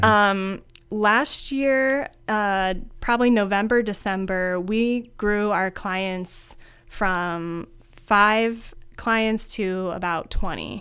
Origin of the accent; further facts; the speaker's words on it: Findlay, Ohio, United States; moved away as an adult; also born or lived in Chicago; I am born and raised in Findlay, Ohio